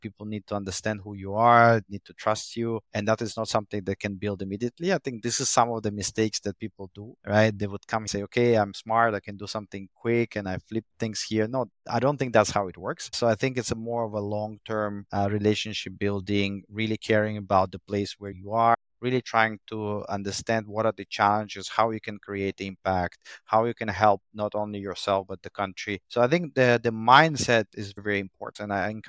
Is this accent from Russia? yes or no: yes; Moscow, Russia; now in Indonesia; when I grew up in Moscow and late 2000, you know, you could buy very cheaply and then it became just prohibitively expensive.